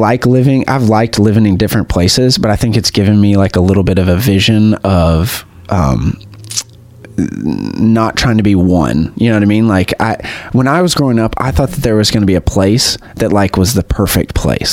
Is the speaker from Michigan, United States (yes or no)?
no; Chattanooga, Tennessee, United States; moved away as an adult; also born or lived in Illinois; now in Southern California, United States; growing up in Tennessee